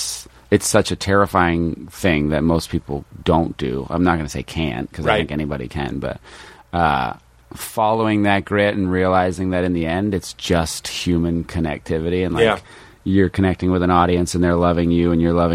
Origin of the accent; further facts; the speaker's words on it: Baltimore, Maryland, United States; now in Los Angeles, United States; I was a minority white in Baltimore, in a Baltimore City public school.